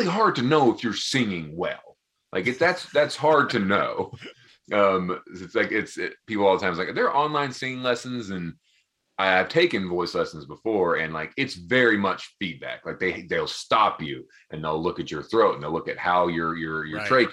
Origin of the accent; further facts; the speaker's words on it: Townsend, Tennessee, United States; I'm from Townsend, Tennessee, which is a very small town, 30 minutes south of here.